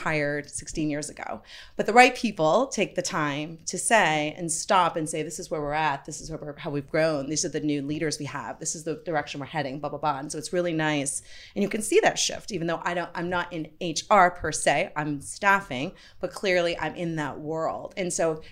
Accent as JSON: {"language": "English", "region": "Vermont", "country": "United States", "tie": "born or raised there", "said": "I grew up in Vermont"}